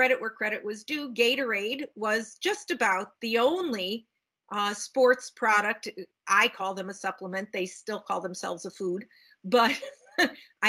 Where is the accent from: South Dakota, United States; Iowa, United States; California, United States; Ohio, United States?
Ohio, United States; Cleveland; now in Seattle, United States; I do now live in Washington State in Seattle, but I grew up in the Midwest in Cleveland, Ohio